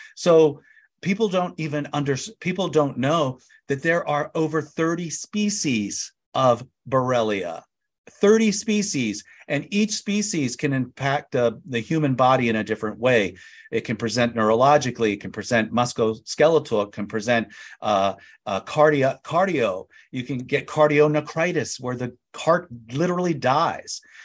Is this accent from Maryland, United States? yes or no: yes; Annapolis, Maryland, United States; moved away as an adult; also born or lived in Calvert County, Maryland / New York / Phoenix; now in San Diego, United States; I grew up near Annapolis, Maryland, and Calvert County, Maryland